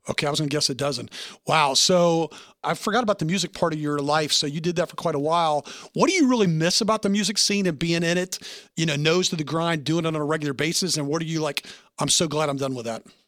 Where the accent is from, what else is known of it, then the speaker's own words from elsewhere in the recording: the South, United States; I'm from the South